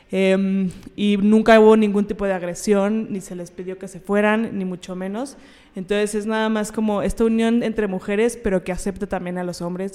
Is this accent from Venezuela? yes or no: no; Mexico; lo que tenemos que ver como mujeres, como mexicanas